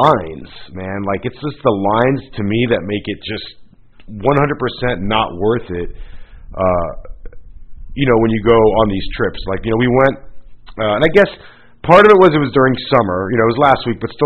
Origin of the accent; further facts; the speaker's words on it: Florida, United States; moved away; I grew up in Florida